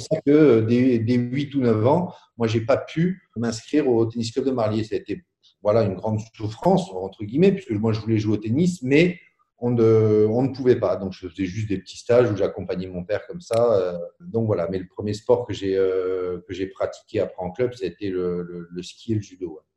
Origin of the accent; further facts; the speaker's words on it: Boulay-Moselle, Grand Est, France; also born or lived in Marly; je suis né à Boulay